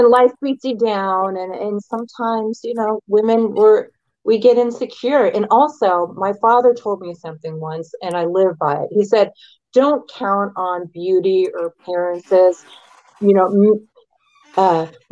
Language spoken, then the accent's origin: English; the South, United States; moved away; I was raised in the South for a good number of years